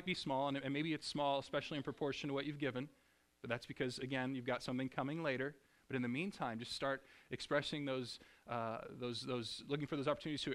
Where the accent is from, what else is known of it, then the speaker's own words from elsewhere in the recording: Springfield, Missouri, United States; moved away as an adult; also born or lived in Ohio / Seattle, Washington; I grew up in Springfield, Missouri